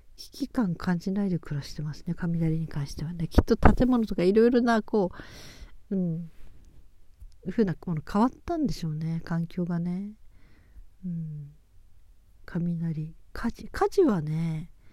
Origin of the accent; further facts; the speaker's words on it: Japan; 私は雪国育ち